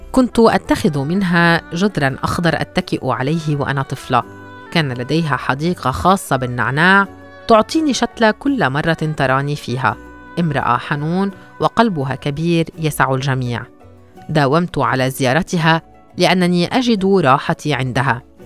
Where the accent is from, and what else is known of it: Gaza, Gaza Strip, Palestine; born or raised there; moved away as an adult; now in Malaysia